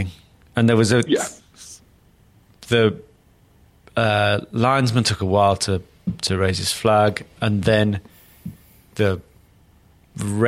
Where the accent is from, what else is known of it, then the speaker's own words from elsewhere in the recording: Newcastle upon Tyne, North East England, United Kingdom; I'm a Geordie